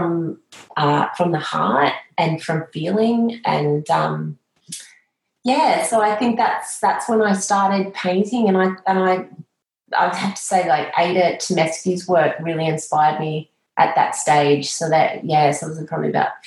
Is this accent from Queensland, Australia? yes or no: no; Moree, New South Wales, Australia; also born or lived in Tamworth / Armidale; growing up in Moree, Tamworth, Armidale, where as a child you're in the landscape constantly